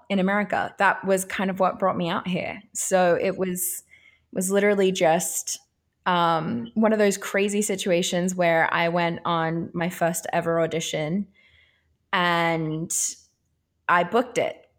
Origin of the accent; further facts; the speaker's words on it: Australia; moved away as an adult; also born or lived in Italy; now in United States; I am Australian and I, I grew up there.